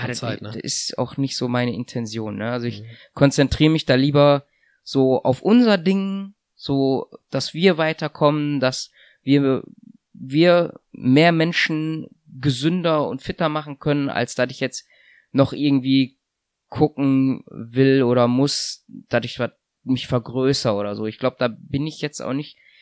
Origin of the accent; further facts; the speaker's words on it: Germany; also born or lived in Russia; als Deutscher